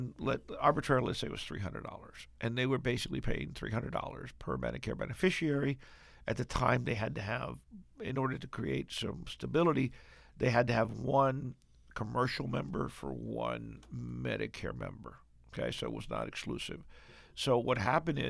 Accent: Cuba; moved away; Cuba, my home country

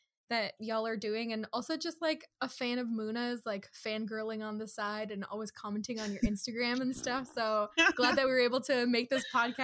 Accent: Kahnawake, Quebec, Canada; now in Toronto, Canada; I grew up in Kahnawake, Mohawk Territory. I am Kanyekehaga.

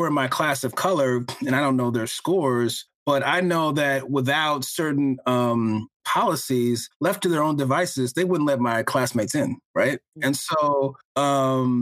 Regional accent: New Jersey, United States; I was the only one who was born in New Jersey

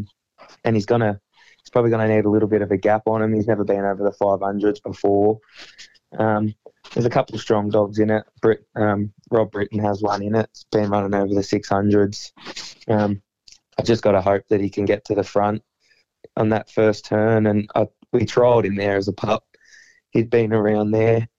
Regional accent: Bendigo, Victoria, Australia; my hometown

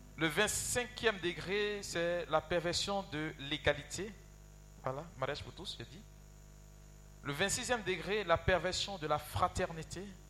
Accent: Yopougon, Abidjan, Côte d’Ivoire; Chez nous, à Yopougon

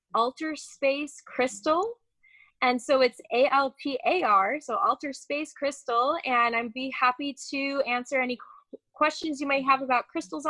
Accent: outside of Chicago, Illinois, United States; I grew up outside of Chicago

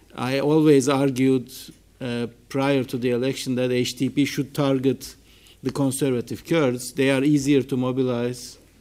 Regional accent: İzmir, Turkey; I'm from Izmir

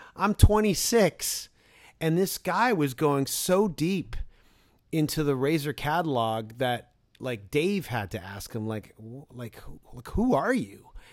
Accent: Toronto, Ontario, Canada; my hometown of Toronto, but my home borough of Scarborough, Ontario

